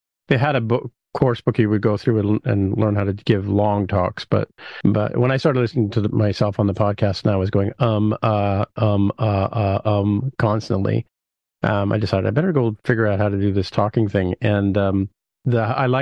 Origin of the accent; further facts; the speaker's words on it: United Kingdom; moved away; also born or lived in Vancouver; I was born in Britain, so I have a sort of affinity for it